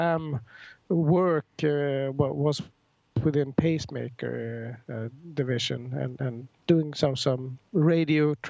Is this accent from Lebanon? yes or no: no; Stockholm, Stockholm County, Sweden; I'm from Stockholm, Sweden, born here